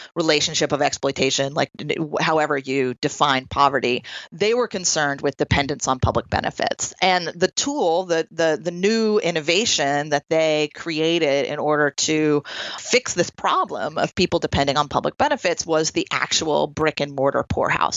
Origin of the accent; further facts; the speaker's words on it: Troy, New York, United States; also born or lived in California; here in my hometown of Troy, New York